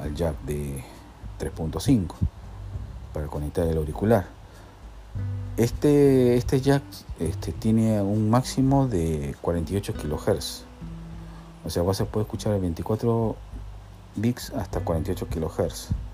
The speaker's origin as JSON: {"language": "Spanish", "country": "Peru", "said": "soy peruano"}